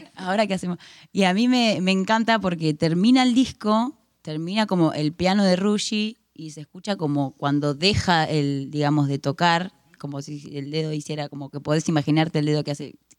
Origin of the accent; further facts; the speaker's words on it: La Plata, Buenos Aires Province, Argentina; me encanta La Plata, soy de La Plata, vivo acá hace 31 años.